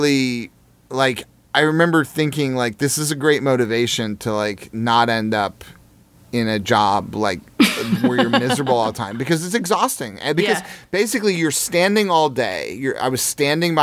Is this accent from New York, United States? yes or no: no; Jefferson City, Missouri, United States; moved away; I grew up in Jefferson City